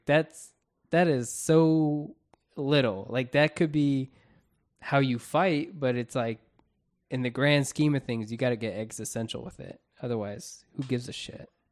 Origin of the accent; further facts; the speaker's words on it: Florida, United States; We're from Florida